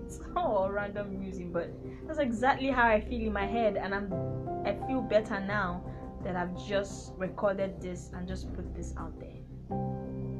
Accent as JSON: {"language": "English", "country": "Nigeria", "said": "I'm from Nigeria and I come from the Yoruba tribe"}